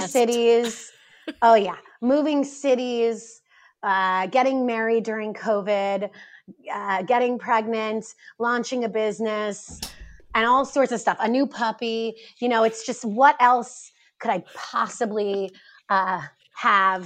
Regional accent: East Coast, United States; also born or lived in New York City / Chicago; I grew up on the East Coast and I spent 10 years after college, after university, in New York working on Wall Street.

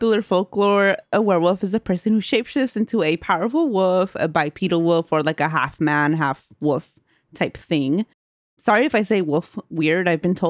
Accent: Guerrero, Mexico; I'm originally from Guerrero, Mexico, and when I was little, I was raised Catholic.

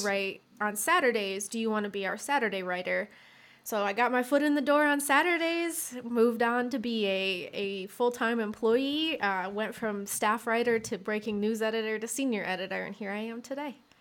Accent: Michigan, United States; I grew up in Michigan

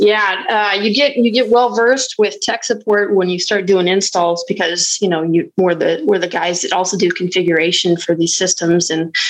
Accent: Carson City, Nevada, United States; also born or lived in Washington State; I'm originally from Carson City, Nevada. But I spent, you know, some of my life in Washington State, grew up, joined the Marine Corps, was stationed in California and Hawaii

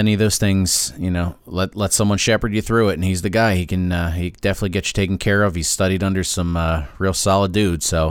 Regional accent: New Jersey, United States; I'm from New Jersey

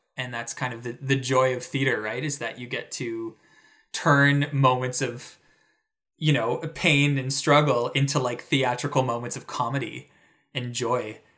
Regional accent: Toronto, Ontario, Canada; moved away; a major theater in my hometown.

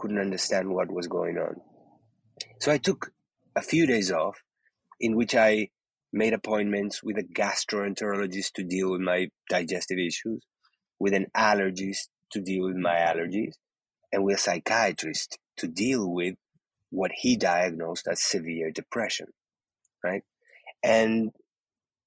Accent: Uruguay; moved away; I was born in Uruguay, in South America, in the 60s

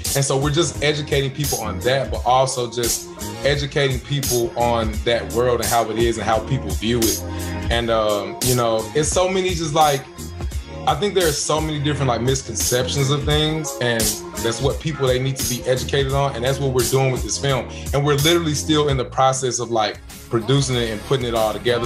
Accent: Memphis, Tennessee, United States; moved away as an adult; now in Los Angeles, United States; being in Memphis in my hometown

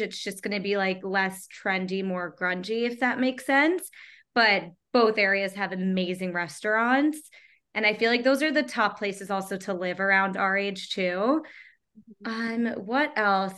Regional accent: Long Island, New York, United States; also born or lived in Manhattan, New York; I grew up in Long Island

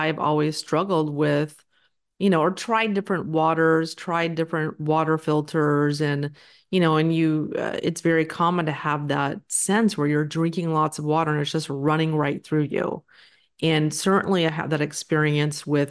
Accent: Texas, United States; I'm from Texas

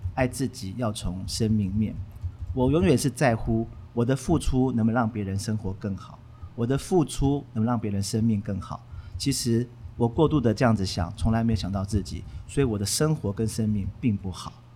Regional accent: Taipei, Taiwan; 我来自一个很普通的家庭，而且我那时候家里面住在芒嘎

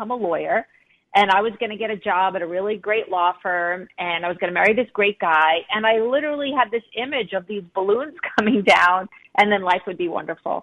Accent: Long Island, New York, United States; I grew up on Long Island, I grew up in the United States

